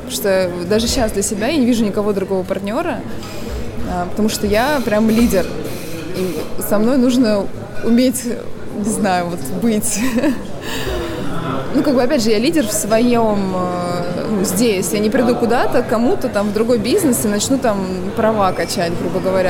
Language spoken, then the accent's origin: Russian; Volgograd, Volgograd Oblast, Russia; also born or lived in Yelan, Volgograd Oblast; Я родилась в Елане вообще. А, это Волгоградская область, поселок. А, переехали с родителями, когда мне было пять лет, в Волгоград